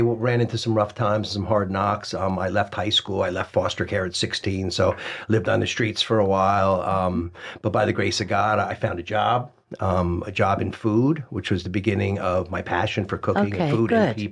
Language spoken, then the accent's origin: English; Morristown, New Jersey, United States; I was born in Morristown, New Jersey.